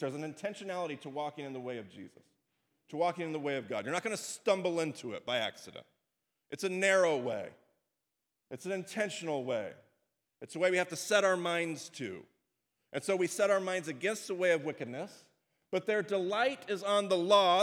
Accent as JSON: {"language": "English", "country": "United States", "said": "as Western American Christians."}